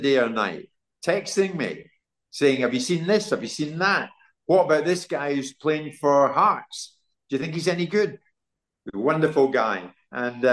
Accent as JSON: {"language": "English", "town": "Glasgow", "region": "Scotland", "country": "United Kingdom", "moved": "yes", "lives_now": "London, United Kingdom", "said": "I'm from Glasgow."}